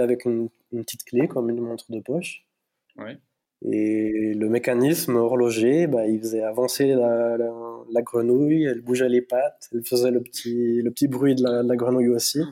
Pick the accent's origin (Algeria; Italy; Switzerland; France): Switzerland; between La Chaux-de-Fonds and Neuchâtel, Neuchâtel Mountains; je suis d'origine hispanique par mes parents, mais bah, moi je suis né en Suisse, dans les montagnes neuchâteloises, donc euh, entre La Chaux-de-Fonds et Neuchâtel